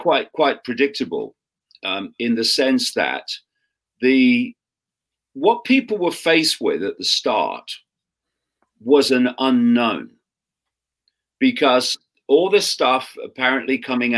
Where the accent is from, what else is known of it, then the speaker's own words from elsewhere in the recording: Leicester, East Midlands, United Kingdom; I grew up in Leicester in the 1950s, 1960s, in a Labour Party household.